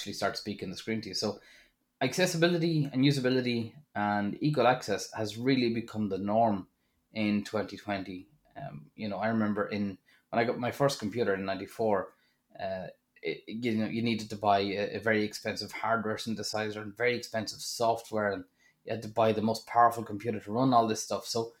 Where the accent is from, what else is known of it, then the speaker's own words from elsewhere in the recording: Drogheda, Leinster, Ireland; So when I went to Dublin, I was coming from Drogheda